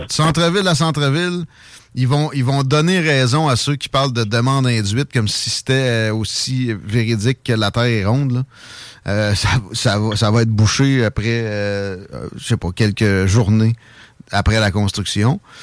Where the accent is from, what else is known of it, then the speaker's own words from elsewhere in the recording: Chaudière, Quebec, Canada; je suis de la Chaudière, tu, tu sais de quoi je parle avec Saint-Nic. Euh, moi je suis un, gars originaire de là